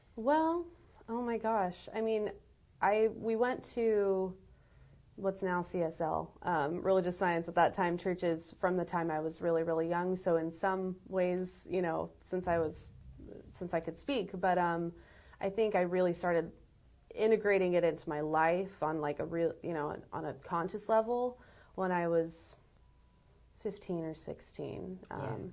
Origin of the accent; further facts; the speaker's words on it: Los Angeles, California, United States; I was born in Los Angeles